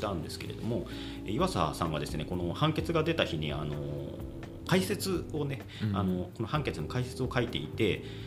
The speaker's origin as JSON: {"language": "Japanese", "town": "Sasebo", "region": "Nagasaki", "country": "Japan", "tie": "born or raised there", "said": "私はあの生まれ育ちが佐世保の方なので"}